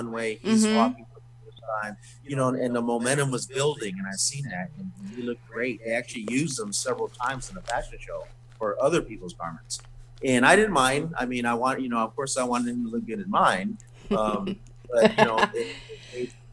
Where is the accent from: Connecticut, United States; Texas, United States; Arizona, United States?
Arizona, United States; I'm Native American, I'm Navajo and Hopi Indian, from Native American, from Arizona